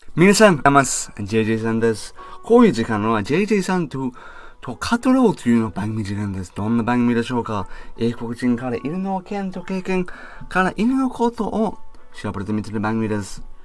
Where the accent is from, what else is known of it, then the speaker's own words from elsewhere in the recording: United Kingdom; Japanese is a second language; now in Japan; イギリスから来ました